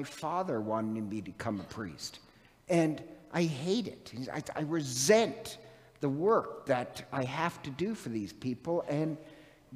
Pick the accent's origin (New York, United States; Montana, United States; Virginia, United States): Montana, United States; moved away; I'm from Montana originally